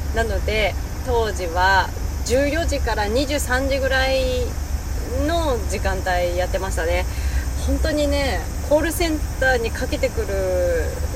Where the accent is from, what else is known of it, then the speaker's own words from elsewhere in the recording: Hakodate, Hokkaido, Japan; moved away as an adult; now in Tokyo, Japan; 地元の函館で車も買い普通に働いてたんですね